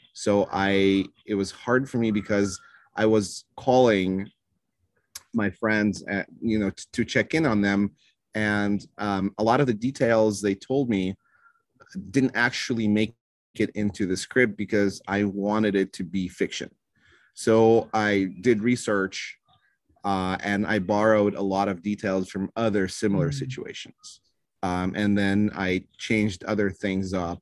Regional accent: Moscow, Russia; moved away; I was born in Moscow.

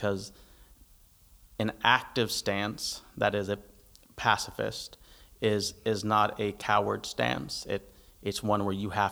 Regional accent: United States; I'm American

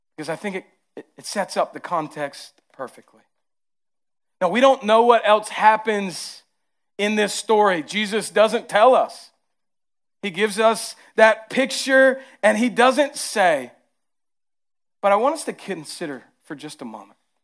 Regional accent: the South, United States; accent: southern; my southern accent comes out heavy

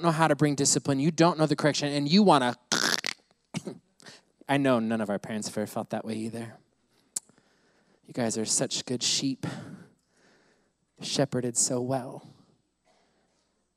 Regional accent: United States; I grew up in the States

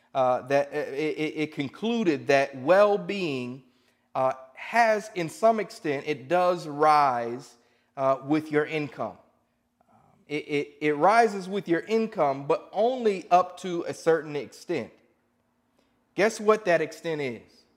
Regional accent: Indianapolis, Indiana, United States; I'm from Indianapolis

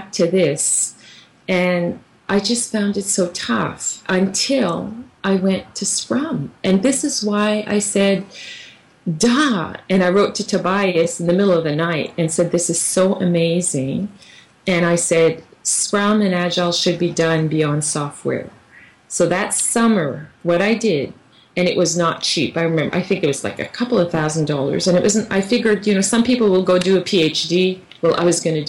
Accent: Canada; moved away; I'm from Canada.

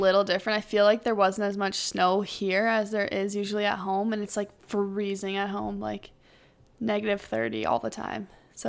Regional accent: Ottawa, Ontario, Canada; So I grew up with an older brother who basically played hockey his whole life.

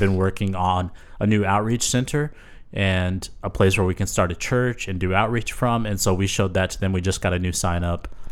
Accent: San Antonio, Texas, United States; growing up in San Antonio, our church was started by Leonard Coote

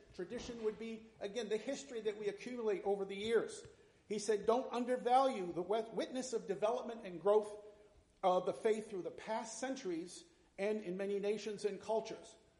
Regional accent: north central Massachusetts, United States; I grew up in the Methodist Church, small town in, in north central Massachusetts back in the 1960s

